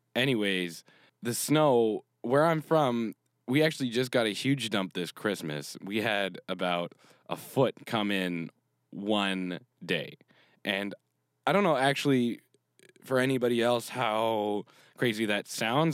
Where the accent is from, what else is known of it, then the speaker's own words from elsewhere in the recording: Canada; I'm from Canada, so I'm used to the cold in the winter because we get real cold.